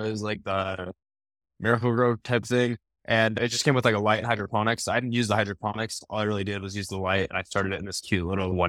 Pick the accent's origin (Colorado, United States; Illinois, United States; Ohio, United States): Colorado, United States; Denver; No, I'm from Denver, Colorado. I live like 20 minutes outside Denver.